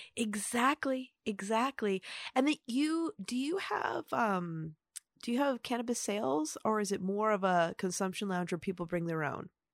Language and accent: English; Upper Peninsula, Michigan, United States; growing up in the Upper Peninsula